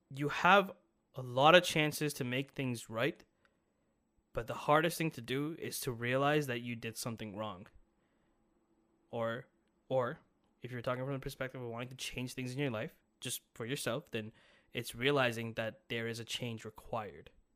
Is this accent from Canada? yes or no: yes; Brampton, Ontario, Canada; I'm from Brampton